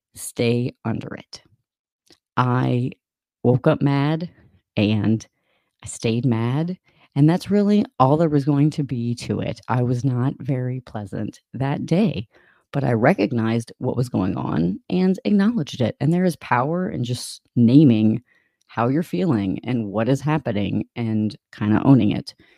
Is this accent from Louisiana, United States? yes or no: yes; Louisiana, United States; moved away; also born or lived in Michigan; I'm from Louisiana